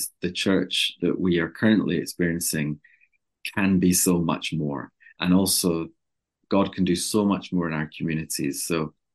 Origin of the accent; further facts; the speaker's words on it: Inner Hebrides, Scotland, United Kingdom; now in Loughton, United Kingdom; I'm from Scotland originally. I'm actually from the Hebrides originally, from the Inner Hebrides.